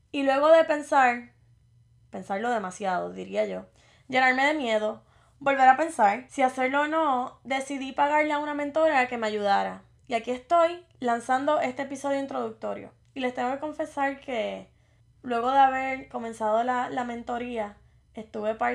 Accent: Morovis, Puerto Rico; now in Virginia, United States; tengo 28 años. Soy del pueblo de Morovis y resido en el estado de Virginia.

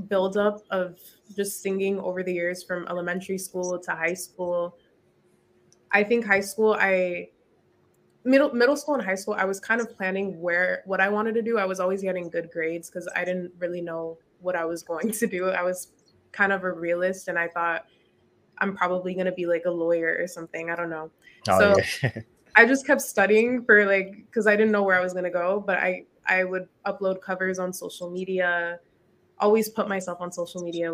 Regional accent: San Diego, California, United States; I grew up in Southeast

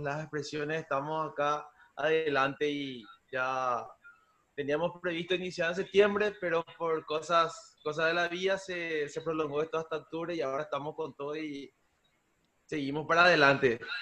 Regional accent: Coronel Oviedo, Caaguazú, Paraguay; somos de Coronel Oviedo

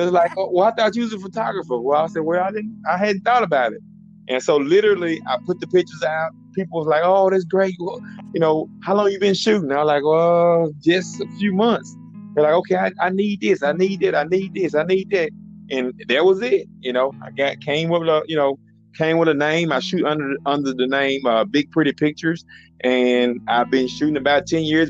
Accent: Hazlehurst, Mississippi, United States; accent: Mississippi; I know you can hear this Mississippi accent

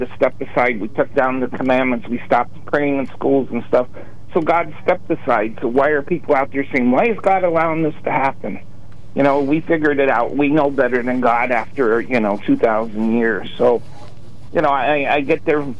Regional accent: Newtown, Connecticut, United States; now in Sunbury; I grew up in Newtown, Connecticut

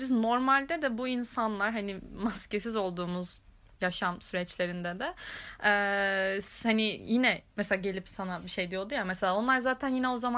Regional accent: Ankara, Turkey; ben Ankaralıyım falan ayağına hemen e, bürünüyorum

